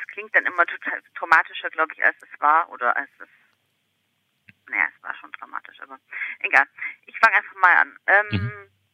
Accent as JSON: {"language": "German", "town": "Ulm", "region": "Baden-Württemberg", "country": "Germany", "tie": "born or raised there", "also_born_or_lived": "Hamburg", "moved": "yes", "said": "ich stamme ursprünglich aus Ulm"}